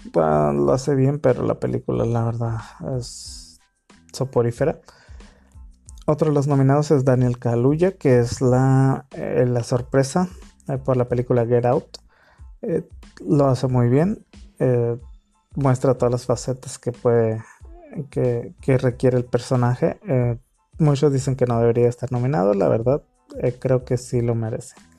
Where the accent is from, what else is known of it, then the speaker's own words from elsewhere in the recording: Mexico; soy mexicano